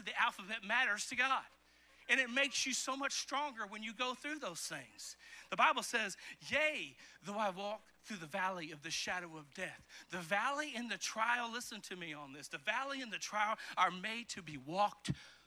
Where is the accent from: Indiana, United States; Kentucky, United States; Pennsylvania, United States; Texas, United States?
Kentucky, United States; eastern; also born or lived in Chicago, Illinois; I moved in the fifth grade from Chicago, Illinois, where the houses were right next to each other, to the country out in Kentucky, in eastern Kentucky